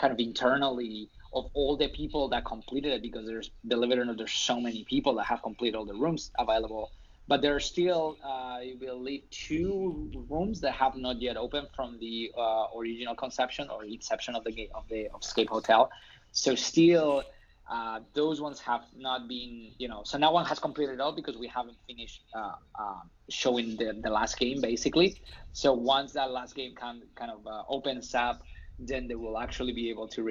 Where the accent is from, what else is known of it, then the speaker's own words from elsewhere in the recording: Spain; English is a second language; moved away as an adult; now in United States; I'm not from here. I'm not from the States. I'm from Spain